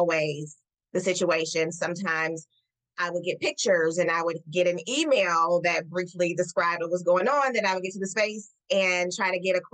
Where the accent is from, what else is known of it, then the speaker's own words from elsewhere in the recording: Detroit, Michigan, United States; my hometown of Detroit.